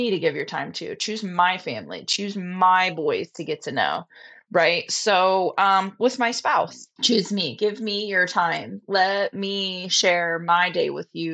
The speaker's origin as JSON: {"language": "English", "region": "West Virginia", "country": "United States", "tie": "born or raised there", "also_born_or_lived": "Texas / Alaska / Florida Panhandle", "moved": "as an adult", "lives_now": "Florida, United States", "said": "I was born and raised in West Bygod, Virginia"}